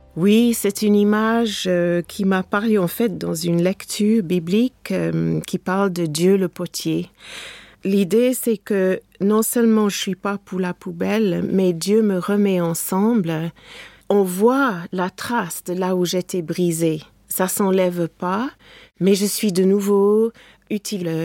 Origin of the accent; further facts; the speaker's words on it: England, United Kingdom; French is a second language; now in France; mon pays natal, l'Angleterre